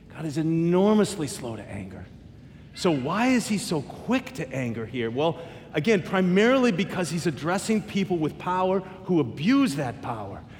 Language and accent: English; United States; I'm American